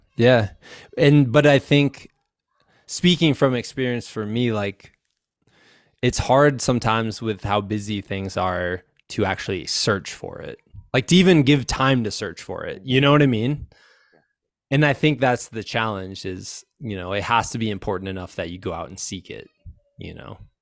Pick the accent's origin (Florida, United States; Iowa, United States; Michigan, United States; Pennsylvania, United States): Iowa, United States; now in Colorado, United States; I'm from Iowa.